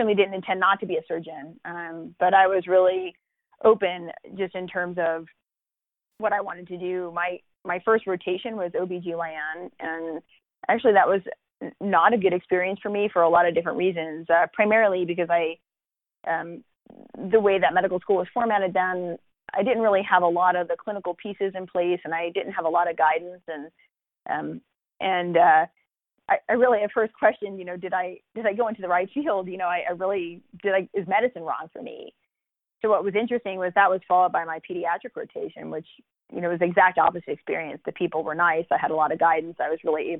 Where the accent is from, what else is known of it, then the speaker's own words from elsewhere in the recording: Old Bridge, New Jersey, United States; moved away as an adult; also born or lived in Baltimore, Maryland; now in Arizona, United States; I grew up on the East Coast. I grew up in Old Bridge, New Jersey, and I stayed in New Jersey through college